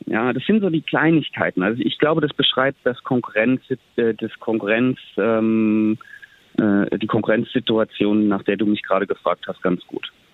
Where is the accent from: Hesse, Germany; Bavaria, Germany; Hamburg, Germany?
Hesse, Germany; Bad Wildungen; von meiner Kindheit in Bad Wildungen